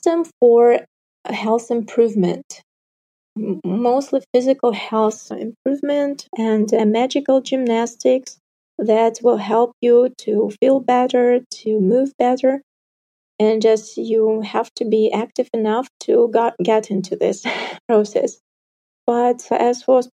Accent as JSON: {"language": "English", "region": "North Kazakhstan Region", "country": "Kazakhstan", "tie": "born or raised there", "moved": "yes", "lives_now": "Almaty, Kazakhstan", "said": "my hometown, for example, it's in the north Kazakhstan, like 50,000 people, not a single yoga teacher there"}